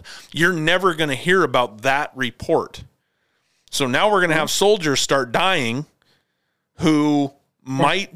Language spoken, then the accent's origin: English; United States; As an American